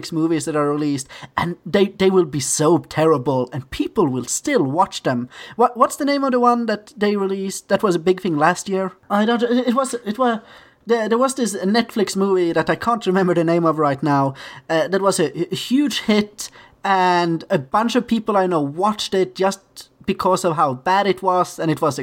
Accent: Sweden; moved away; I was from Europe and that I was from Sweden.

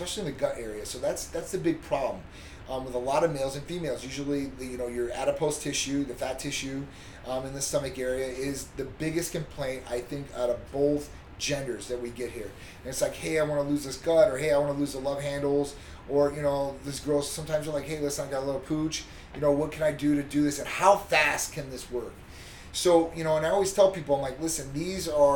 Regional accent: Midwest, United States; moved away as an adult; now in Florida, United States

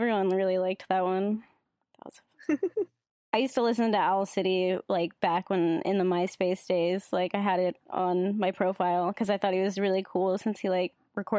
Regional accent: California, United States; from California.

